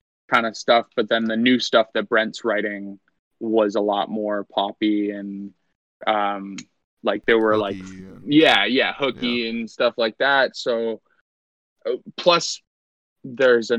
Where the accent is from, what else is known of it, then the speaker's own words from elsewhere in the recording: Hamilton, Ontario, Canada; in my hometown